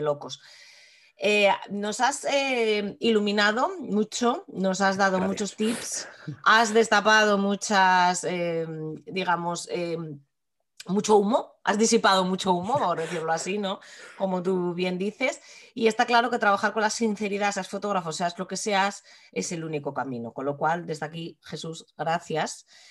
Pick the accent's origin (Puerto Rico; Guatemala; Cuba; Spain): Spain; Asturias; nosotras somos asturianas y nuestro entorno, a fin de cuentas, es este.